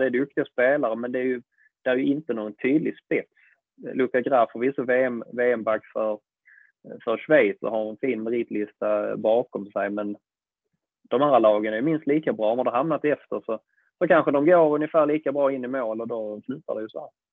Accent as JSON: {"language": "Swedish", "town": "Malmö", "region": "Skåne", "country": "Sweden", "tie": "born or raised there", "said": "i gamla isstadion om jag förstått det rätt, där jag själv sprang som liten och kollade på Mix"}